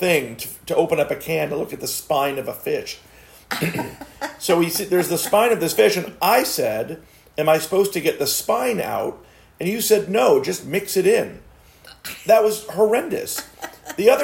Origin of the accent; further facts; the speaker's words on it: South Florida, United States; growing up in South Florida is that we had a key lime tree in our backyard.